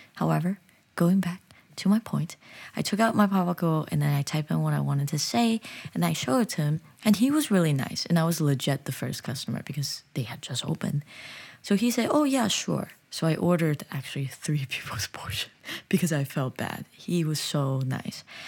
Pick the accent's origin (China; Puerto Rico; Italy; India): China; also born or lived in United States; now in South Korea; I'm from China, but I'm living in the U S, so whenever I go back to China, I feel like a foreigner